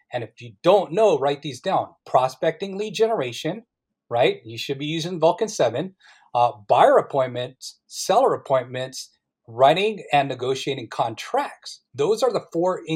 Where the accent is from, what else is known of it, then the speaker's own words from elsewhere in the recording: Philippines; I'm Filipino.